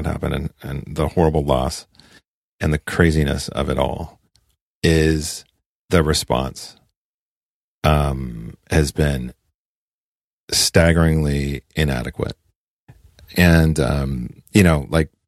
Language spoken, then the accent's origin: English; the West, United States; I was raised in the West